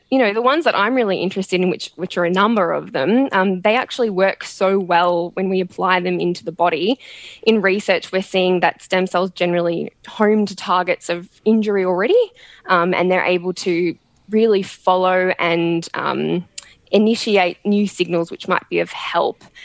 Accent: Melbourne, Victoria, Australia; now in Sydney, Australia; I'm originally from Melbourne

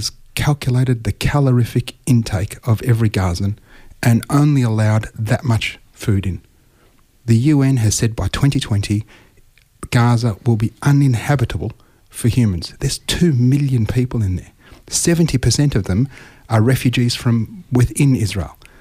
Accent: Australia; I'm an Australian, I was born here, my children are born here

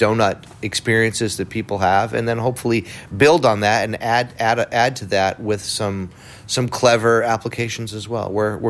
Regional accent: New England, United States; We ate a lot of donuts growing up. I mean, I come from New England, where donuts have always enjoyed a place.

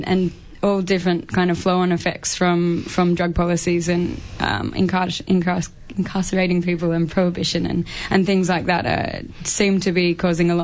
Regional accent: Sydney, New South Wales, Australia; moved away as an adult; now in Melbourne, Australia; I'm from Sydney originally, so I used to work in outreach and different services there

